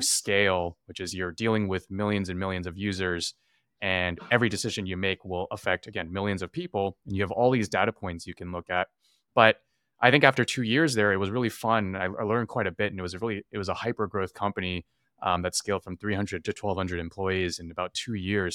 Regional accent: California, United States; growing up in California

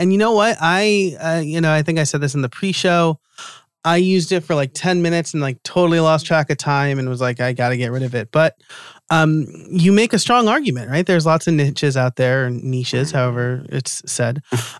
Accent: New York, United States; I'm from New York too

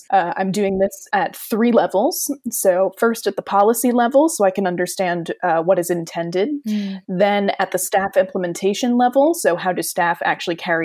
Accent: New Jersey, United States; moved away as an adult; also born or lived in Sussex, England; now in York, United Kingdom; I am originally from New Jersey in the US

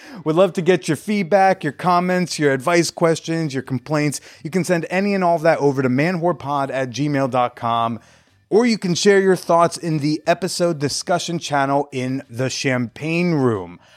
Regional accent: Bergen County, New Jersey, United States; I grew up in North Jersey

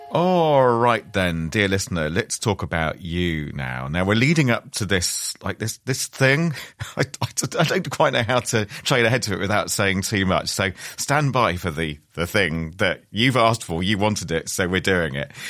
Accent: Wales, United Kingdom; I'm, I'm a Welsh man

